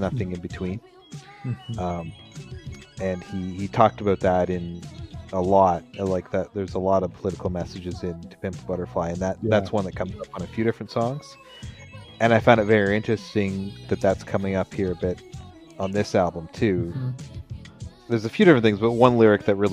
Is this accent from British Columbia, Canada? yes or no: no; Southern Ontario, Canada; our experience growing up in Southern Ontario as two Caucasian men